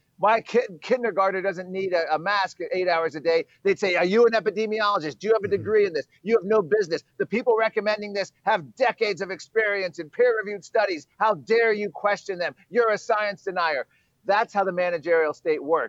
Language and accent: English; Virginia, United States; now I'm in Virginia. My home state is Virginia